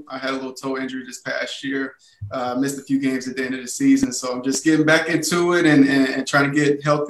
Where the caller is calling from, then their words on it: Houston, Texas, United States; Yeah, I'm calling in from Houston, Texas, H-Town.